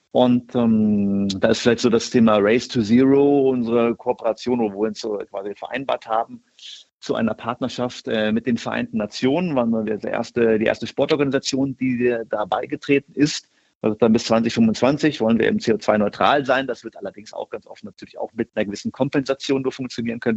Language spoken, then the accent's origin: German; Hameln, Lower Saxony, Germany; also born or lived in Göttingen; now in Wolfsburg, Germany; ein Kind Niedersachsens bin, bin in Hameln aufgewachsen bei Hannover